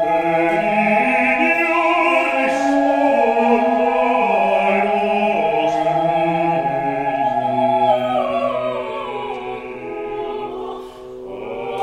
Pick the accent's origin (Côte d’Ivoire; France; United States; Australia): Australia; moved away; I was raised in Australia in a beach town